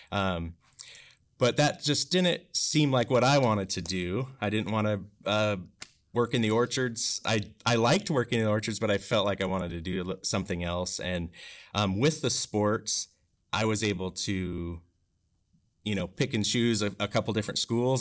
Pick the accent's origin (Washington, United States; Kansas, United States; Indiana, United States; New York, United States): Washington, United States; Bridgeport; growing up in Bridgeport